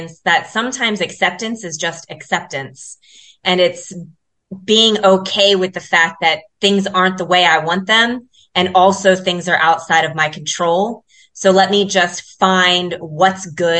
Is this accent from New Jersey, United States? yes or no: no; Columbus, Ohio, United States; now in South Africa; I'm born and raised in Columbus, Ohio